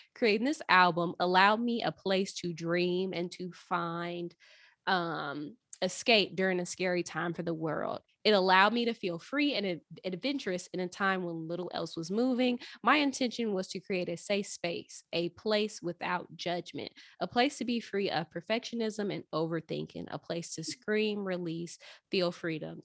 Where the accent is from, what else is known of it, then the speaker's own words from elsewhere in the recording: St. Louis, Missouri, United States; moved away as an adult; now in California, United States; I'm from Saint Louis